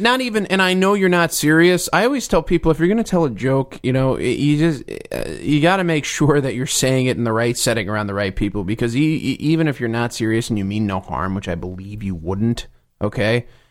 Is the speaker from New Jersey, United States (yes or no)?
yes; New Jersey, United States; I'm from New Jersey